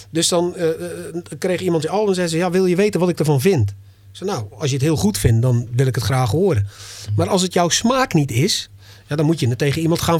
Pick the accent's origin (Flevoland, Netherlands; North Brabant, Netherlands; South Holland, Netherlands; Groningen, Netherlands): South Holland, Netherlands; Dordrecht; ik kom uit Dordrecht, er zijn in Dordrecht, weet ik veel hoeveel artiesten